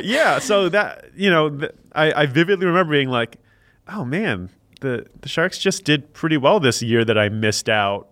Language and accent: English; Silicon Valley, California, United States; moved away; also born or lived in Canada / Chicago; growing up in Silicon Valley